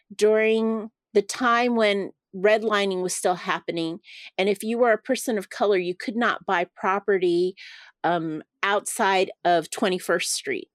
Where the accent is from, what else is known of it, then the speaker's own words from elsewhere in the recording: Los Angeles, California, United States; I grew up in Chinatown, Los Angeles